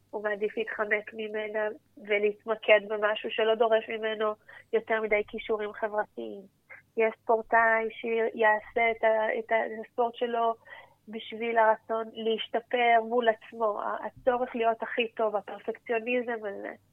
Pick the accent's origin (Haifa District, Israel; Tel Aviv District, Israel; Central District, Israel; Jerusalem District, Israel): Jerusalem District, Israel; Jerusalem; ונוסעת ברחבי ירושלים, אני ירושלמית.